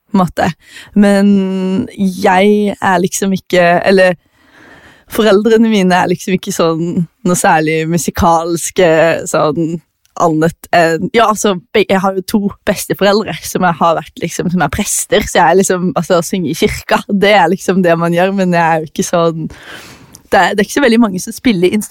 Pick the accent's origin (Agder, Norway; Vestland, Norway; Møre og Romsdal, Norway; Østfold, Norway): Agder, Norway; Farsund; also born or lived in Australia / Tananger; Jeg er fra Farsund. Jeg har bodd veldig mange forskjellige plasser. Jeg vokste opp litt i eh, Australia, jeg har bodd i Tananger, jeg har bodd i Farsund